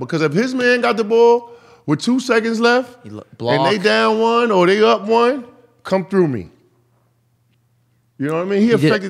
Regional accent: New York, United States; And I'm from New York.

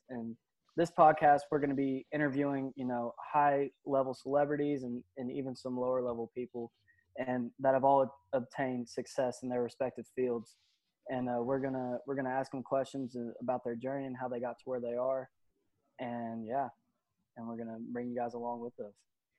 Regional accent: Argyle, Texas, United States; Argyle, Texas. I'm currently attending Clemson University in South Carolina.

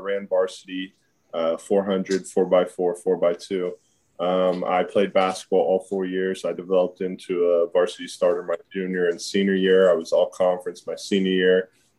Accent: Kansas City, Missouri, United States; For sure. I grew up in the Trent Green era. I mean, we had a lot of good years.

